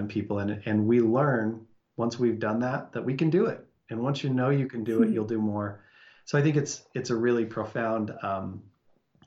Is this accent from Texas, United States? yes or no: no; Salt Lake City, Utah, United States; born or raised there